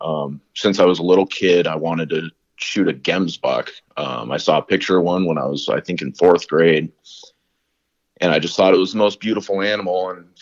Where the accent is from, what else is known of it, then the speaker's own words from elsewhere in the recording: Colorado, United States; we grew up in Colorado hunting all kinds of different things